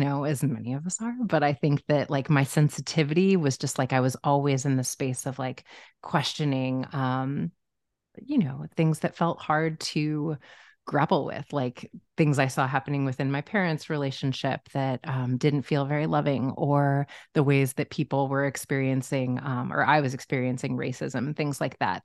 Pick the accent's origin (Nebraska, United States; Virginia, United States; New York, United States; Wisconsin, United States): Nebraska, United States; Omaha; now in Los Angeles, United States; I grew up in Omaha, Nebraska